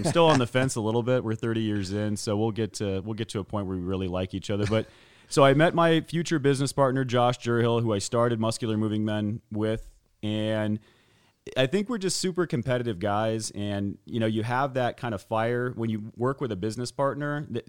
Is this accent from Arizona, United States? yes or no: yes; Scottsdale, Arizona, United States; So born and raised here in Scottsdale, Arizona.